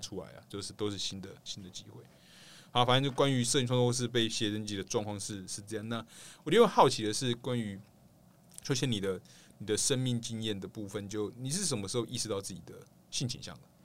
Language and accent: Chinese; Kaohsiung, Taiwan; also born or lived in Tainan; 我是高雄人